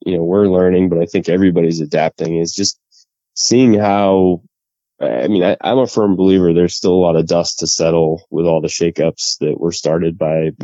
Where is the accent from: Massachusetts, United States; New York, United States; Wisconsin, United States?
Massachusetts, United States; Boston; I grew up in the Boston area